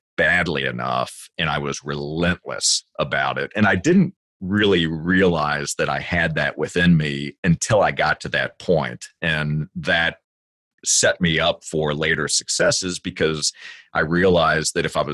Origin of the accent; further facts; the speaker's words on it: Virginia, United States; I grew up in Virginia